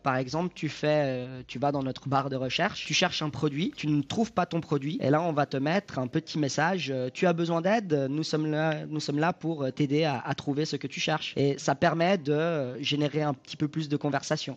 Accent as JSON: {"language": "French", "country": "Switzerland", "tie": "born or raised there", "said": "J'habite en Suisse, je suis né en Suisse, je suis d'origine euh, italienne, mais né en Suisse"}